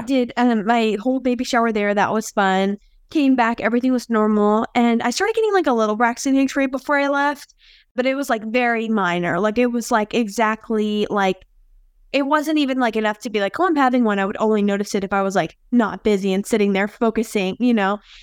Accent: Philadelphia, Pennsylvania, United States; moved away as an adult; now in Kansas City, United States; I'm from Philadelphia. I moved to Kansas City a couple of years ago, and so I lived in Philly my whole life. I was born there

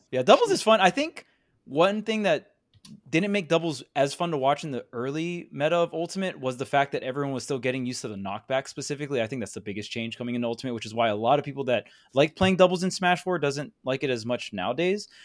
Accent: Hawaii, United States; I'm from Hawaii

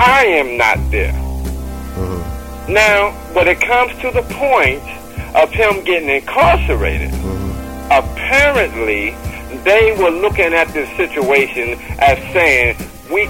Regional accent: New Jersey, United States; moved away as an adult; also born or lived in Virginia; I was born in Virginia, but I was raised in New Jersey

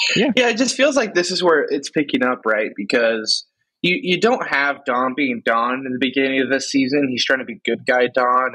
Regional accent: West Coast, United States; I'm the only true West Coaster. I've never lived in the East Coast time zone.

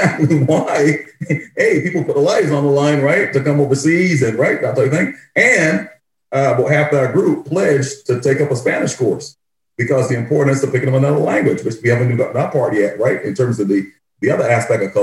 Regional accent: Barbados; moved away; my experience growing up in Barbados

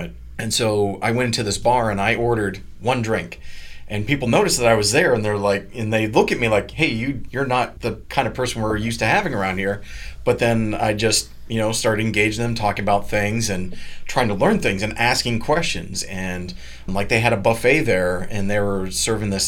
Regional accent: Maine, United States; moved away as an adult; also born or lived in Texas / Florida; Originally, I'm from Maine

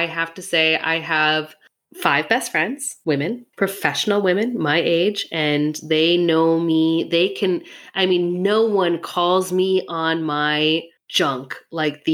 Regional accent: Minnesota, United States; I'm from Minnesota

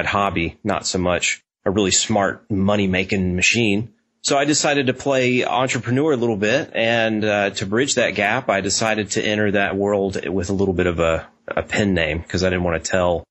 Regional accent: Nashville, Tennessee, United States; I grew up in Nashville

